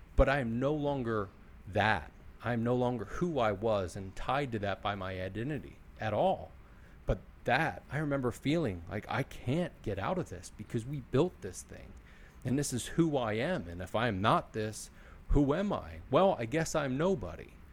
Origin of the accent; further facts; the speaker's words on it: Philadelphia, Pennsylvania, United States; I'm from Philly and this is how I am